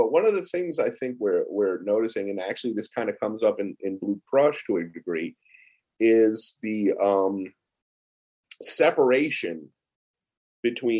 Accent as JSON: {"language": "English", "town": "Manville", "region": "Rhode Island", "country": "United States", "tie": "born or raised there", "said": "growing up in Manville, Rhode Island."}